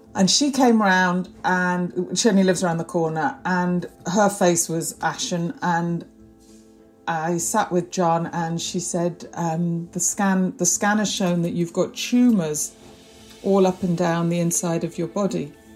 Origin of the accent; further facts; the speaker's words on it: Prestwich, North West England, United Kingdom; moved away as an adult; now in London, United Kingdom; I grew up in North Manchester in Prestwich, a very warm, loving, tight family